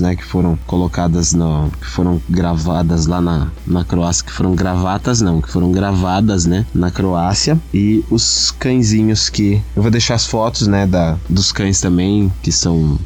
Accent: Tietê, São Paulo, Brazil; fui criado aqui, desde pequeno

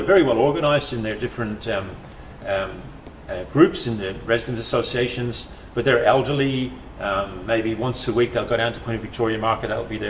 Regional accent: Ireland; now in Australia; I know as an Irish person, I couldn't think of anything worse than just hanging out with Irish people in Australia all the time.

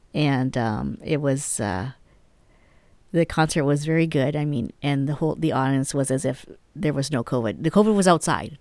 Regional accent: Canada; now in New Mexico, United States; being Canadian

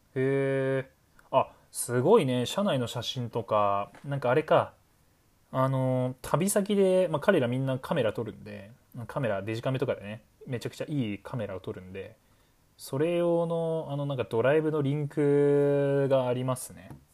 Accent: Hokkaido, Japan; 北海道民としてもね

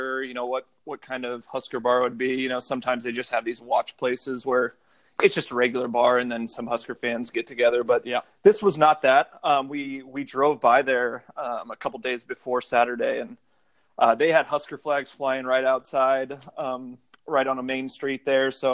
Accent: Lincoln, Nebraska, United States; I was from Lincoln

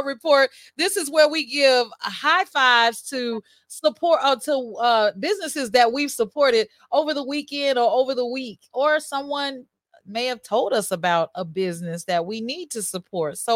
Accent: Chicago, Illinois, United States; I was born right there on Jackson Park at Jackson Park Hospital

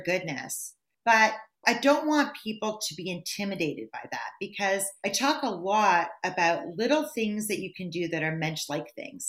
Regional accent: Thornhill, Ontario, Canada; moved away as an adult; also born or lived in Singapore; now in New Jersey, United States; We're both from Toronto or Thornhill

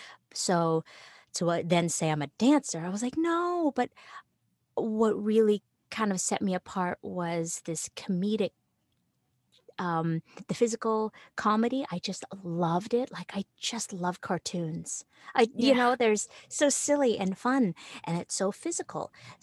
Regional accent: Philippines; And since I'm Filipino, I just immediately thought, oh, I can do that.

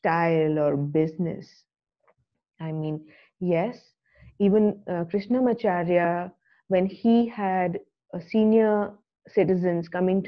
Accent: Delhi, India; We are from Delhi

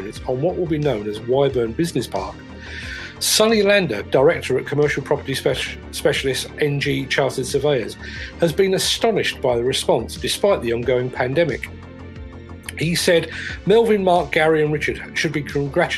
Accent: England, United Kingdom; being English

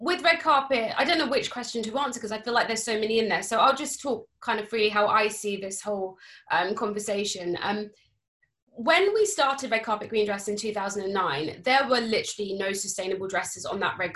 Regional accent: Cambridge, East of England, United Kingdom; moved away as an adult; also born or lived in London; I was growing up in Cambridge

